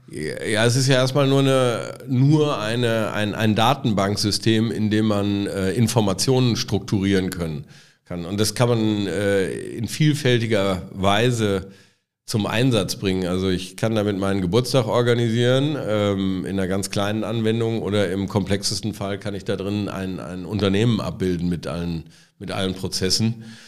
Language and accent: German; Halver, North Rhine-Westphalia, Germany; moved away as an adult; also born or lived in Frankfurt / London / Spain; now in Cologne, Germany; wir sind gemeinsam in Halver aufgewachsen